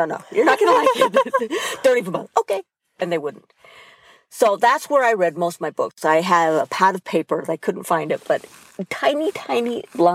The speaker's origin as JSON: {"language": "English", "region": "Utah", "country": "United States", "tie": "born or raised there", "also_born_or_lived": "Uruguay / Spain / Netherlands / England", "moved": "as an adult", "said": "I was born in Uruguay to Uruguayan parents and family. I was raised in Utah."}